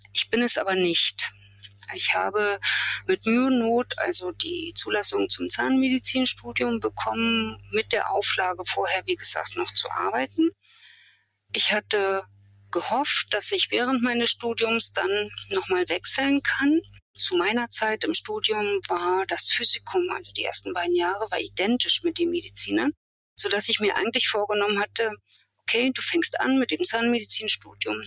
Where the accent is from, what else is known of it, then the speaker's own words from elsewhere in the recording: Germany; also born or lived in Rostock; now in Templin, Germany; Ich bin in der DDR aufgewachsen, dort zur Schule gegangen